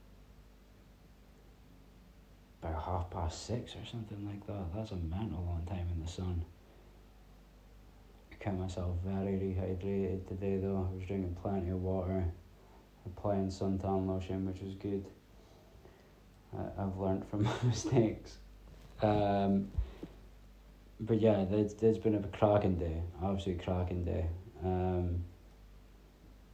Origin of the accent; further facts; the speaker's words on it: Peterhead, Scotland, United Kingdom; when I was growing up, we stayed out in the middle of the sticks